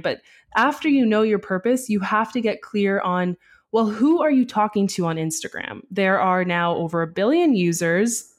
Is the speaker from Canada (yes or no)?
yes; Canada; I'm Canadian